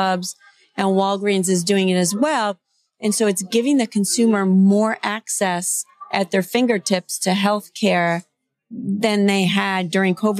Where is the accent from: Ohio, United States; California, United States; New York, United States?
Ohio, United States; Cleveland; I'm from Cleveland